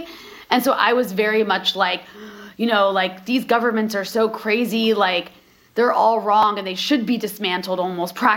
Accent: United States; now in Lebanon; as Americans

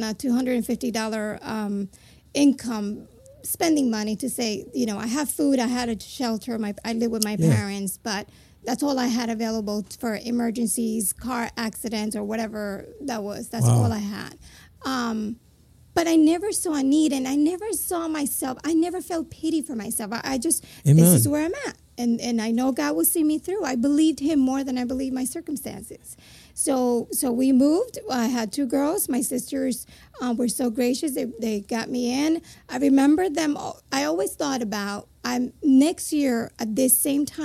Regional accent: Puerto Rico; moved away as an adult; also born or lived in New Jersey, United States; now in Florida, United States; my parents moved to the United States from Puerto Rico, and I was born in New Jersey. At the age of four, my parents moved to Puerto Rico, back to Puerto Rico

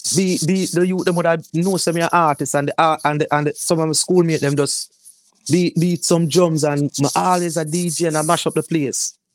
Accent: Kingston, Jamaica; I grew up in the Kingston fourteen area. of Kingston

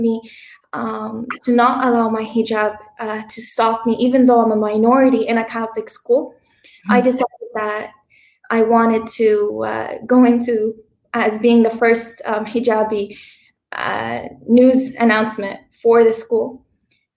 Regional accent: Hamilton, Ontario, Canada; moved away as an adult; also born or lived in Lebanon; I was born and raised in Hamilton in Canada most of my life

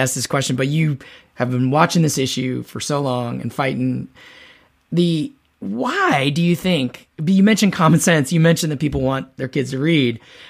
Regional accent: South Georgia, United States; I grew up in South Georgia.

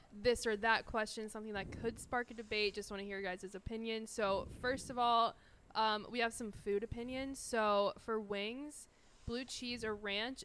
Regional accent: Midwest, United States; moved away; I'm from the Midwest, so like ranch is huge out there.

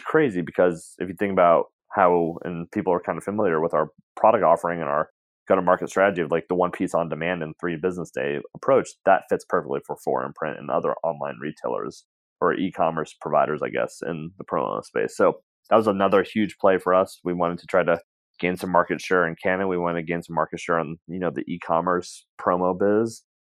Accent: West Coast, United States; we're from the West Coast.

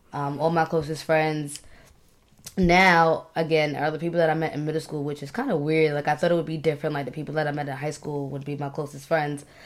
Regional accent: Long Island, New York, United States; moved away as an adult; now in Maryland, United States; I grew up in Long Island

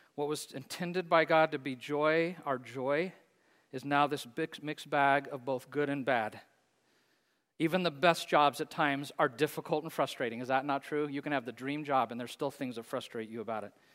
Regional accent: Hays, Kansas, United States; Bethesda Place in my hometown in Hayes, Kansas.

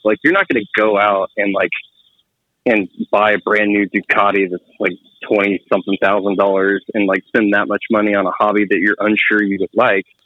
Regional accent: Texas, United States; now in Kansas City, United States; I grew up in Texas and I live in Kansas City now

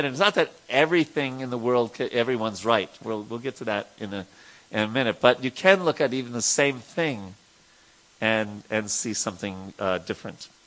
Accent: Patna, Bihar, India; Actually, I'm from Bihar, Braja Bihari. Right? Uh, I'm a Bihari. Uh, yeah, right. from Patna.

